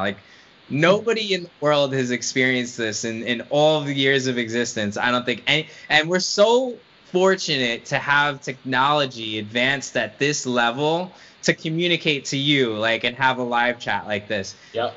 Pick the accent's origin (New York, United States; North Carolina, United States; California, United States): New York, United States; a guy growing up in New York